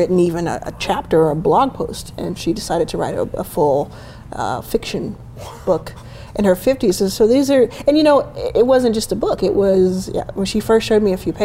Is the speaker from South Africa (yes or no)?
no; Dallas, Texas, United States; also born or lived in Jackson, Mississippi; I was born in Jackson, raised in Dallas